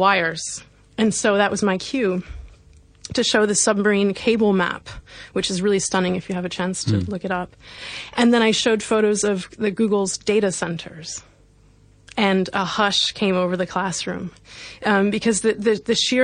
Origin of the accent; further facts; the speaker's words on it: Missouri, United States; now in London, United Kingdom; at age 12, when I was in primary school, in the state of Missouri in the US